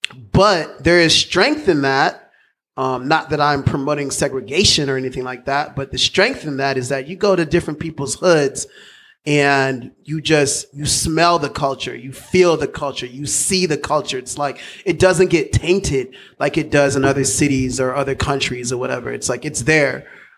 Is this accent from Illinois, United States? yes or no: yes; Chicago, Illinois, United States; I can't say it was like good or bad. It's just all I knew. It was my life. But Chicago is an amazing city.